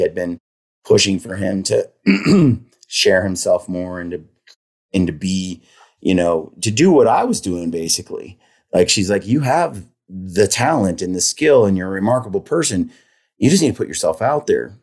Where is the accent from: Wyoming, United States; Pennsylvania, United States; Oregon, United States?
Oregon, United States; Oregon City; grew up in Oregon City, which is, uh, a little town